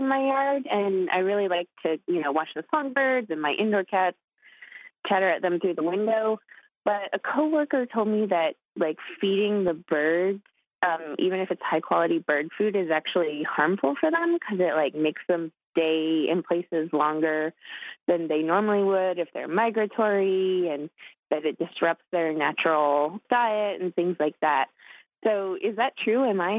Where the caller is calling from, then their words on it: Albuquerque, New Mexico, United States; I'm calling from Albuquerque, New Mexico.